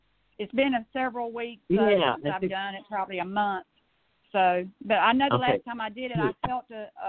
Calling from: Georgia, United States; I'm calling from Georgia.

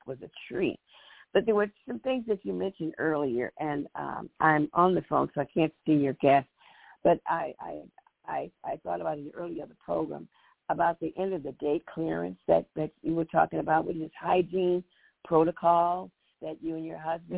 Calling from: Chicago, Illinois, United States; from Chicago.

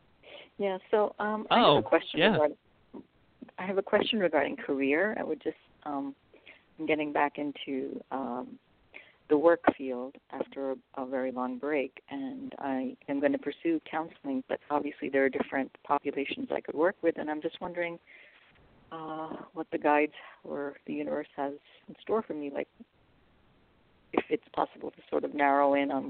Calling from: California, United States

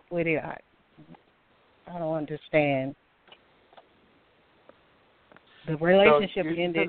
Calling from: Alabama, United States; I'm calling from Alabama.

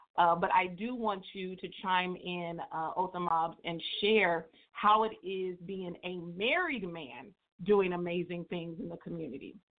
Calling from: Dixon, California, United States; also born or lived in Atlanta, Georgia; I'm calling from Dixon, California by way of Atlanta, Georgia

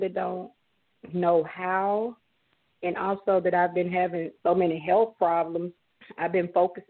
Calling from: Atlanta, Georgia, United States; I'm calling from Atlanta, Georgia.

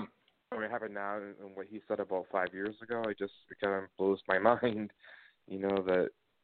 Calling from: Maine, United States; calling from Maine.

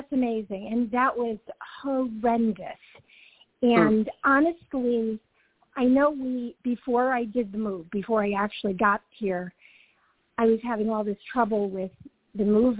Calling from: Georgia, United States; also born or lived in California / Connecticut; I'm calling from Georgia.

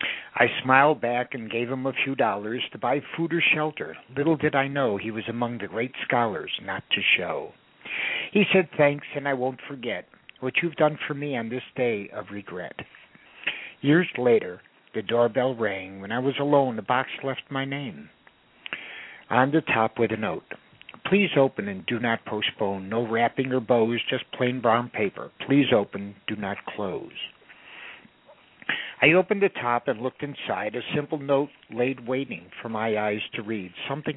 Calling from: Woodland Hills, California, United States; Woodland Hills.

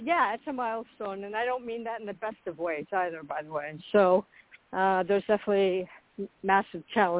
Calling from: Florida, United States; I am in Florida.

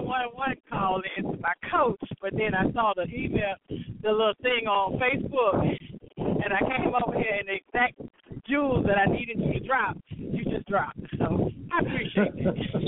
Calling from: Kinley, North Carolina, United States; calling from Kinley, North Carolina right now.

